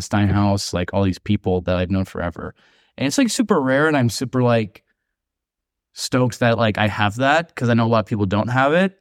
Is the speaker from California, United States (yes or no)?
yes; Long Beach, California, United States; moved away as an adult; now in Mexico City, Mexico; I'm from Long Beach